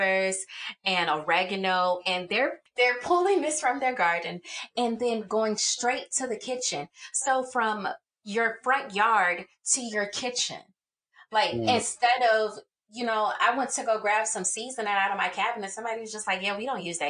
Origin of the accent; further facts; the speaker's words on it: Chicago, Illinois, United States; I'm from the south side of Chicago, but then it's like I moved around so much